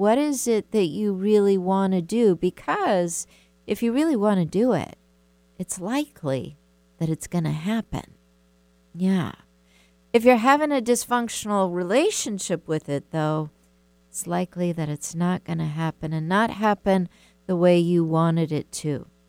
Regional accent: the South, United States; We were a family of 8 kids, and we're from the South. That's how things used to be, big families.

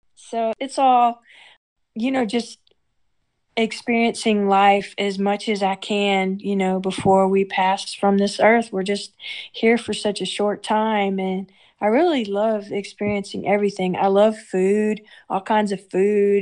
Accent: Houston, Texas, United States; now in Arkansas, United States; I love Houston. That's my my hometown

